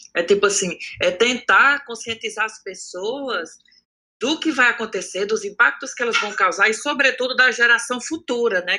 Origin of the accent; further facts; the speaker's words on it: Cariri, Ceará, Brazil; moved away as an adult; also born or lived in Crato; now in Paris, France; eu cresci no Cariri, então eu cresci nessa realidade